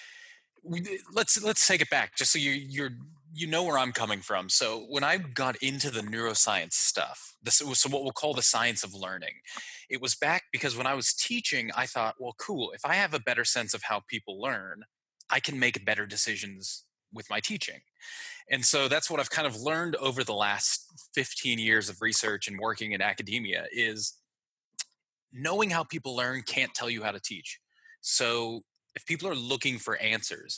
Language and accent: English; Pittsburgh, Pennsylvania, United States; moved away as an adult; now in Melbourne, Australia; Born in Pittsburgh